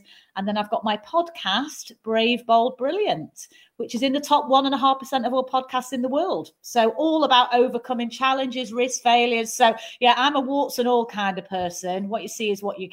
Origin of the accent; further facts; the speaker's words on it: Manchester, North West England, United Kingdom; accent: Mancunian; I'm a Mancunian